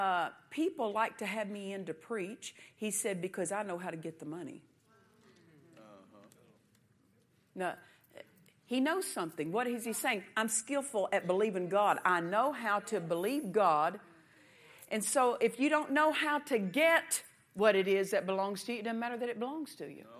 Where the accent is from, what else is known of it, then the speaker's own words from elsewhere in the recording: United States; I'm American